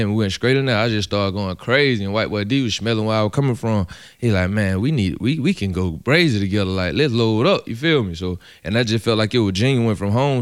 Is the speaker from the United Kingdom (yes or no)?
no; Atlanta, Georgia, United States; I'm from Edgewood, Edgewood. I'm from the hood, Edgewood.